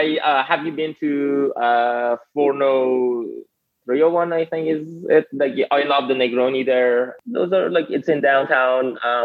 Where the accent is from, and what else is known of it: Iran; born or raised there; English is a second language; also born or lived in Phoenix / Washington, D.C.; now in United States